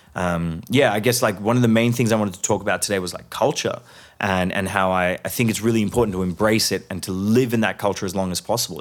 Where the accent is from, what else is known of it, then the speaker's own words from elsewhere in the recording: Hyderabad, Sindh, Pakistan; moved away; also born or lived in Melbourne, Australia; Hyderabad is my hometown.